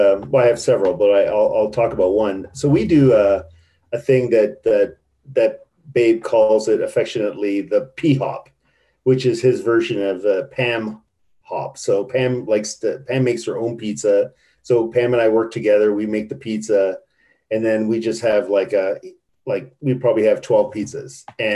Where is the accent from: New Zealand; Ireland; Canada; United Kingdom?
Canada; I go, I'm Canadian. What the fuck am I going to do to you?